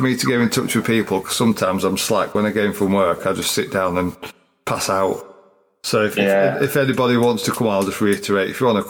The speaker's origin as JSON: {"language": "English", "region": "Yorkshire and the Humber", "country": "United Kingdom", "also_born_or_lived": "Chesterfield", "accent": "broad", "said": "I'm Yorkshire now."}